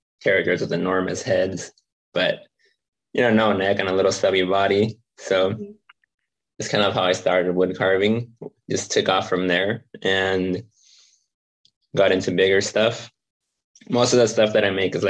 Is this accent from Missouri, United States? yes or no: no; San Diego, California, United States; I grew up in San Diego. So was born here, raised here, grew up